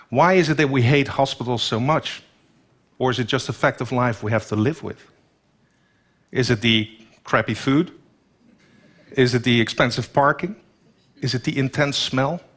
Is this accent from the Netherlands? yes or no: yes; Netherlands; In my home country, the Netherlands, only 17 million people live there. We're short 125,000 nurses over the coming years.